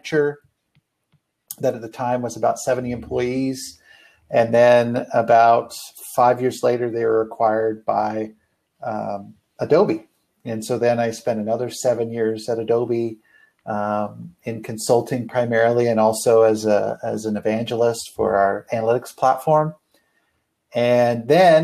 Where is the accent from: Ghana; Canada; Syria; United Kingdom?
Canada; moved away as an adult; now in United States; originally I'm from Canada. I actually moved down to the States about almost 20 years